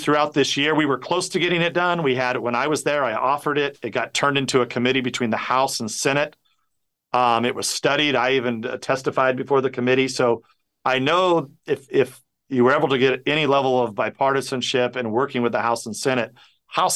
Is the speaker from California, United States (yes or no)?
yes; California, United States; We're both from California and we're neighbors